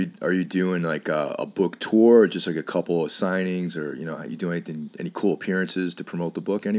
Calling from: New York City, New York, United States; I'm calling from Brooklyn right now.

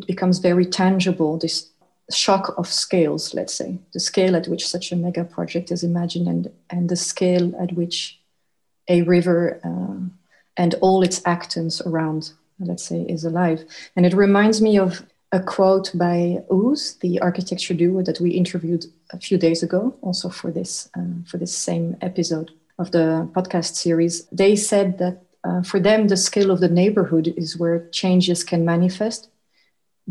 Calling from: The Hague, South Holland, Netherlands; I'm calling in from The Hague in the Netherlands

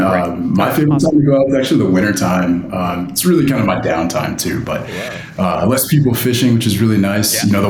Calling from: Denver, Colorado, United States; So I'm in Denver, Colorado. So just in the capital.

